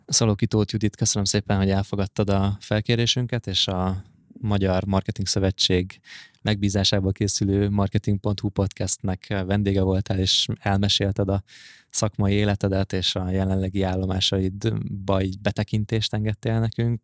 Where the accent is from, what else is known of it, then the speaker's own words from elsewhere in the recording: Hungary; nekünk, mint magyarok